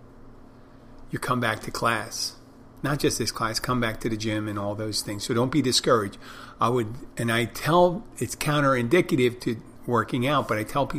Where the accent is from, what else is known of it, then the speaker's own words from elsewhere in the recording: Philadelphia, Pennsylvania, United States; now in Key Largo, United States; I come from Philadelphia